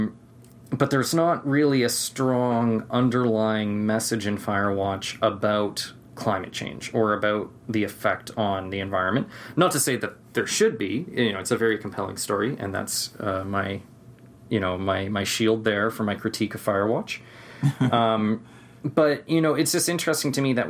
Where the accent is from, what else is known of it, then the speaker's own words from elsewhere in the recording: Canada; I'm from Canada